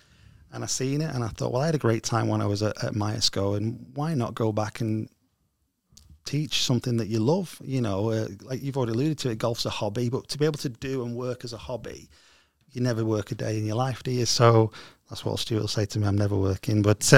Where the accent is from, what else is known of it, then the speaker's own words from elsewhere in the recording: Stockport, North West England, United Kingdom; I was originally from Stockport.